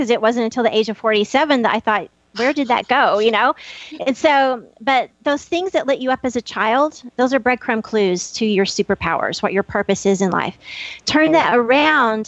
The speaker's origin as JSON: {"language": "English", "town": "Happy", "region": "Texas", "country": "United States", "tie": "born or raised there", "said": "I'm from Happy, Texas, the town without a frown"}